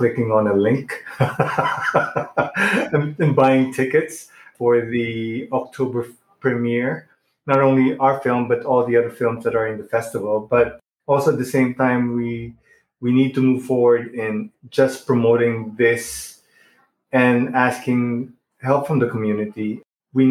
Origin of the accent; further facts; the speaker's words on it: Philippines; moved away as an adult; also born or lived in Germany; I guess I became more Filipino when I lived in Germany for about 10 years, because being away, I needed to connect to a community, with a Filipino community